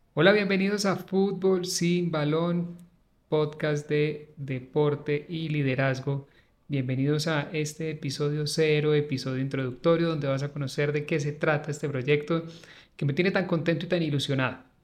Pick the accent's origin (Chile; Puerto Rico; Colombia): Colombia; Manizales, Caldas; Yo soy de Manizales, de la ciudad de Manizales y obviamente toda la vida he escuchado los partidos del Once Caldas